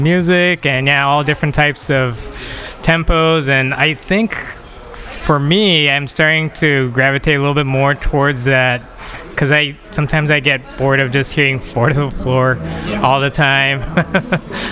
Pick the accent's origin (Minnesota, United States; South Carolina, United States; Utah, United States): Utah, United States; Salt Lake City; moved away as an adult; now in Los Angeles, United States; originally I am from Salt Lake City, Utah